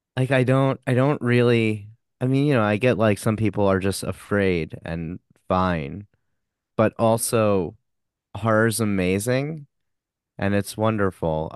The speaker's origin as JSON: {"language": "English", "area": "Long Island", "region": "New York", "country": "United States", "said": "We're both from Long Island"}